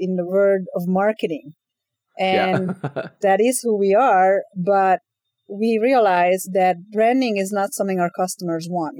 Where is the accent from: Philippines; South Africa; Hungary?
Hungary; moved away; I'm originally from Hungary